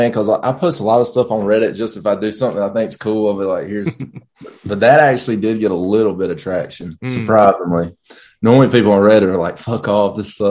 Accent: the South, United States; growing up in the South here in America

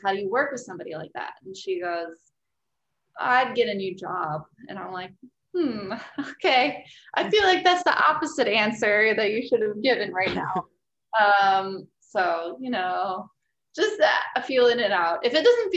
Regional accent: Wisconsin, United States; also born or lived in Las Vegas; now in Washington, United States; back home in Wisconsin. I'm from Wisconsin

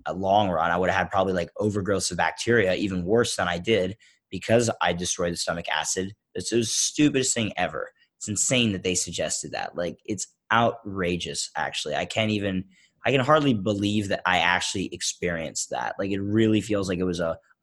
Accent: Philadelphia, Pennsylvania, United States; growing up in Philadelphia

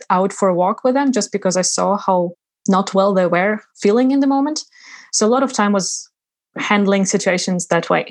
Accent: Ukraine; moved away as an adult; also born or lived in Uzbekistan / Sweden / England; now in Iceland; I'm Ukrainian, yet I was born in Uzbekistan. When I was 1.5 years, we moved back to Ukraine with my parents. And I grew up there

